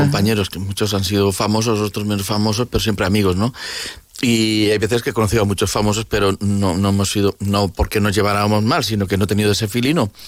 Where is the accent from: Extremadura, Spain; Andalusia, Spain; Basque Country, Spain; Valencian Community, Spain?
Valencian Community, Spain; Valencia; soy valenciano, que estoy en Valencia